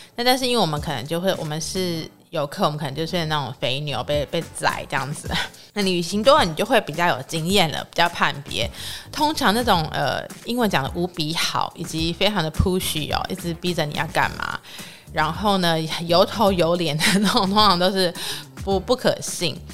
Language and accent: Chinese; Taiwan; 所以有时候他们问我说你是哪里人的时候，我就不会很直接说是台湾